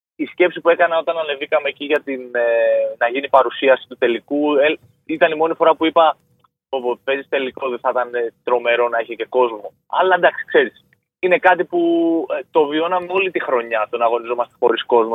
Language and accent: Greek; Chios, North Aegean, Greece; το πόλο ήταν ας πούμε για το νησί μου